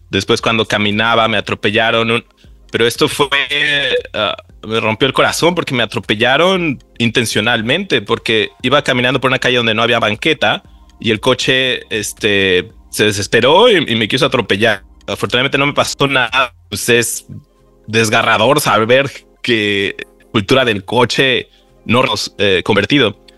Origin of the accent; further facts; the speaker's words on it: Mexico City, Mexico; yo eh, creciendo en la Ciudad de México siempre tomaba el transporte público para ir al béisbol, para ver a los amigos, para ir a ver a la familia, para ir a la escuela.